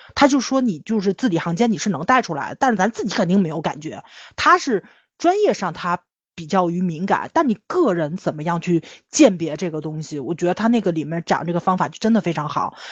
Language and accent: Chinese; China; 咱中国人总看自己做得不好的地方